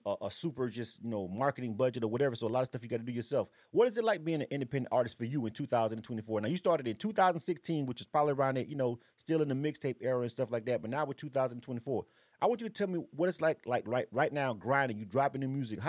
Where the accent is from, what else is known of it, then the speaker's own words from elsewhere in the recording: Florida, United States; now in Atlanta, United States; I'm born and raised in Florida myself. I've been in Atlanta for a long time, but Florida's home for me